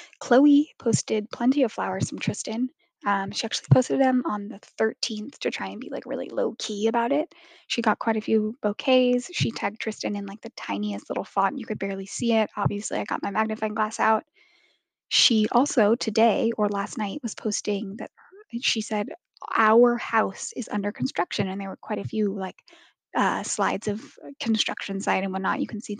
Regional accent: Santa Barbara, California, United States; right outside of Santa Barbara, my hometown.

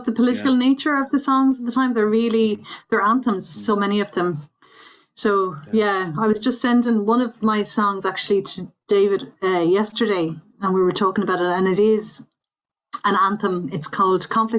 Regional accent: Belmullet, Connacht, Ireland; I was brought up in Belmullet, County Mayo

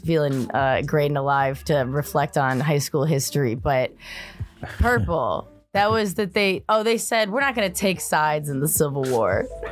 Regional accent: outside Chicago, Illinois, United States; moved away

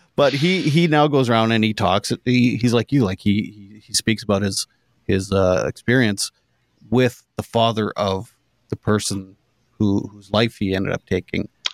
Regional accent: Canada; I'm Canadian

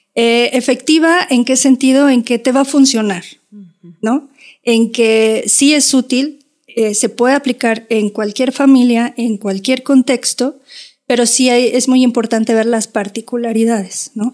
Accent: Mexico; éramos así como 30 mexicanas

